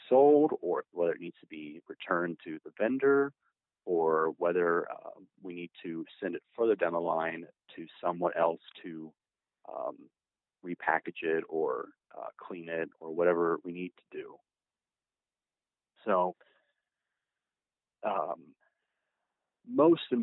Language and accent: English; Indianapolis, Indiana, United States; I am from Indianapolis.